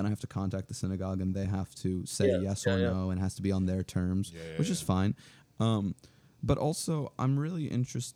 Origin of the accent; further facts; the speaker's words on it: New York City, New York, United States; growing up in Manhattan